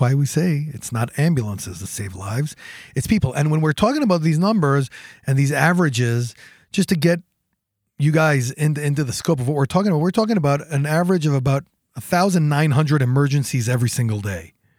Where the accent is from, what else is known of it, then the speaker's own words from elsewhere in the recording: Jerusalem, Jerusalem District, Israel; born and raised in Jerusalem.